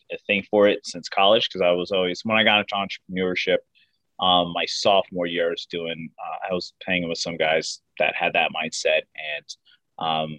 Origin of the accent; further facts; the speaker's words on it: West Orange, New Jersey, United States; also born or lived in Hoboken, New Jersey; I'm originally from New Jersey, West Orange, New Jersey